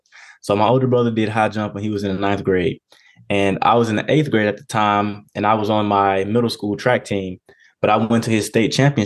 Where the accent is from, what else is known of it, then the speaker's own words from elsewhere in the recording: Mobile, Alabama, United States; Mobile, Alabama, which is my hometown